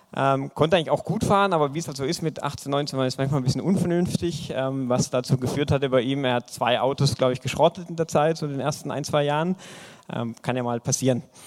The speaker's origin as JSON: {"language": "German", "town": "Eisingen", "region": "Baden-Württemberg", "country": "Germany", "said": "Ich komme aus dem wunderschönen Eisingen, ja, ein traumhaftes Dorf, 4500 Einwohner in der Nähe von Pforzheim"}